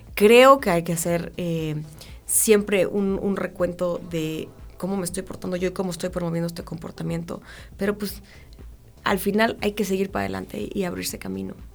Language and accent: Spanish; Mexico; como mexicanos